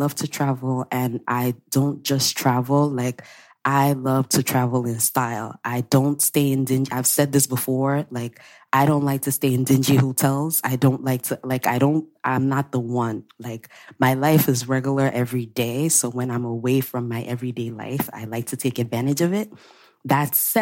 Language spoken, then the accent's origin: English; Nigeria; my Nigerian people